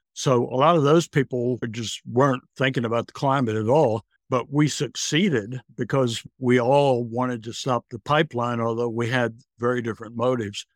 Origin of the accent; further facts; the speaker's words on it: Virginia, United States; now in England, United Kingdom; I grew up in Virginia. I live in England now